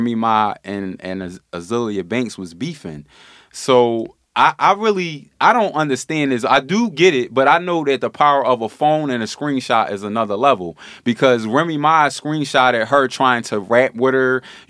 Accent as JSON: {"language": "English", "town": "Philadelphia", "region": "Pennsylvania", "country": "United States", "said": "Yeah, I'm from South Philly."}